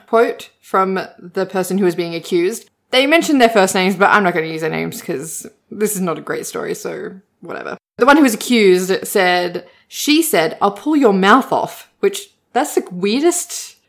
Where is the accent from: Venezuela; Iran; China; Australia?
Australia; Sydney, New South Wales; I grew up in Sydney